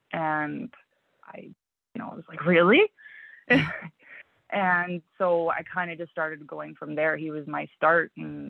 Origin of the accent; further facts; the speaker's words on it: Manitoba, Canada; also born or lived in The Pas; I was born in the Paw. {S0} Okay. {S1} My mom moved south when I was young. So we lived in, you know, in around Winnipeg, and we lived in LaSalle, we lived in Stonewall.